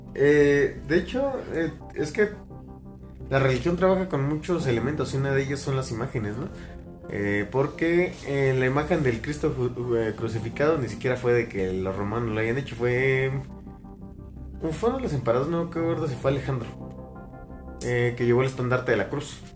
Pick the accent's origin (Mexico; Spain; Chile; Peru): Mexico; aquí en México